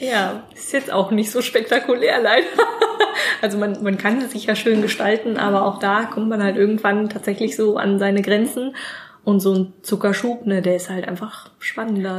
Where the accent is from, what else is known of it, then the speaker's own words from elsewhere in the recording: Germany; Gerade als Deutscher